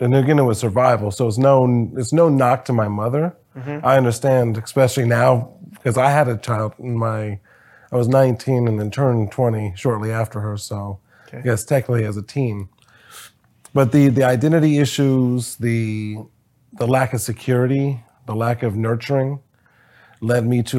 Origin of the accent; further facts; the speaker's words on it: Springfield, Ohio, United States; born there; also born or lived in Wisconsin / Texas; I was born in Springfield, Ohio, moved to Wisconsin, Texas, Ohio, just kind of all over the place.